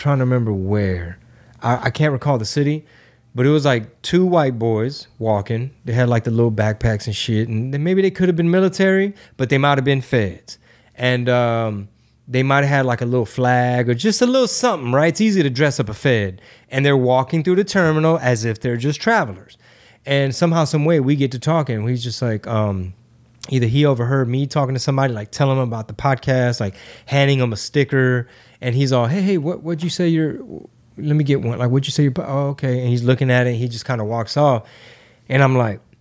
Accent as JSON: {"language": "English", "region": "Missouri", "country": "United States", "said": "You know, we're in Texas. You know, we're from Missouri."}